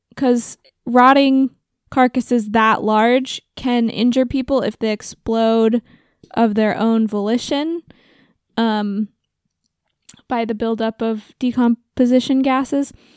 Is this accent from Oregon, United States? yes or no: yes; Oregon, United States; my home state. Shout out to Oregon.